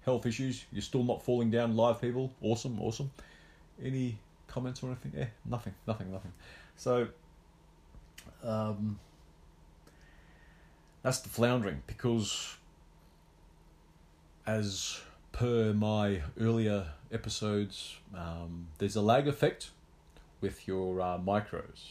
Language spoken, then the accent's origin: English; Australia; I was the only Aussie left in the semis